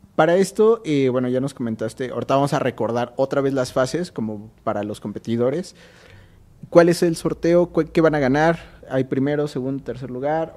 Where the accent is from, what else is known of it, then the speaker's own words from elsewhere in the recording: Mexico; así somos los mexicanos